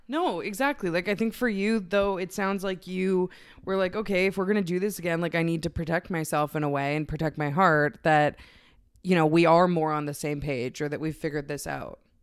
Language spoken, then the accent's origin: English; Canada; I'm a lesbian from Canada